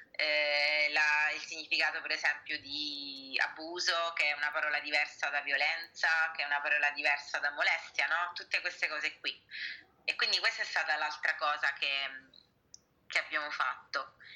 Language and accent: Italian; Sicily, Italy; now in Rome, Italy; io sia eh, diciamo di nascita siciliana come voi, eh, io sono attiva qui da Lazio, da Roma